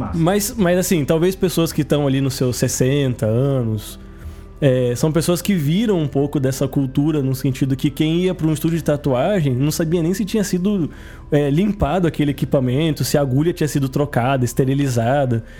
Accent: Santos, São Paulo, Brazil; eu venho da cidade que é a origem da tatuagem no Brasil, eu sou de Santos

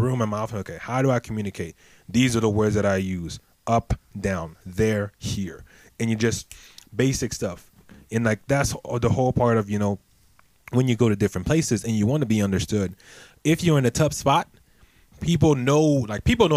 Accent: Côte d’Ivoire; now in United States; the mosque was like my school growing up in Ivory Coast

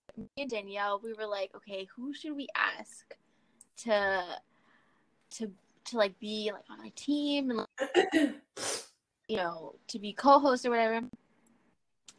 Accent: United States; I'm American. I'm half Mexican and half Venezuelan.

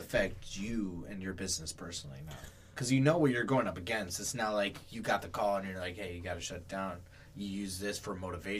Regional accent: Oakland, California, United States; now in Minnesota, United States; I'm from Oakland.

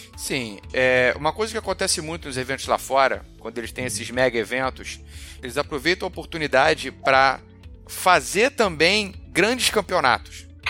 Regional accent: Rio de Janeiro, Brazil; como carioca

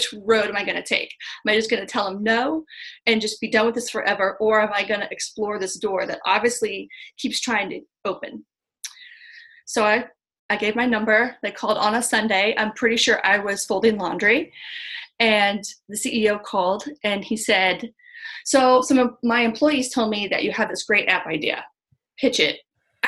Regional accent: Missouri, United States; I'm from Missouri, from the show me state

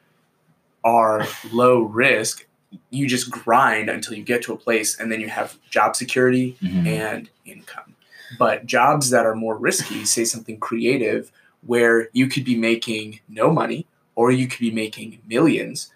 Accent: United States; I'm Asian American

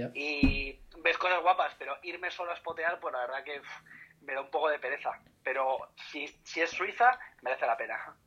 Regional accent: Spain; aquí en España

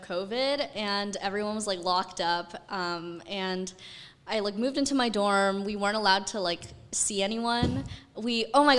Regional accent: Toronto, Ontario, Canada; moved away as an adult; now in New York City, United States; I'm originally from Toronto, Canada, and I moved to New York City this past August, so August 2020.

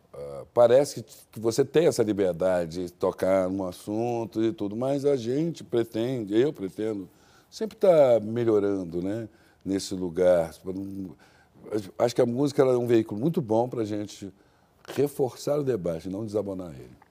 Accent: Brazil; eu não sou brasileiro fora daqui, né? eu sou um africano

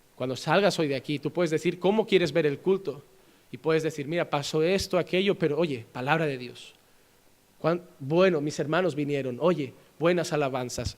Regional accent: Spain; Yo soy español

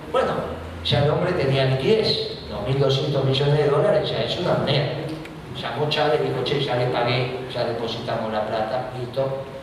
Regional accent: Argentina; Nosotros somos la Argentina

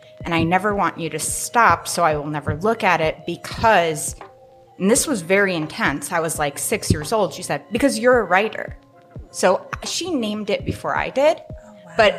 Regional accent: Midwest, United States; now in Spokane, United States; I'm from the Midwest.

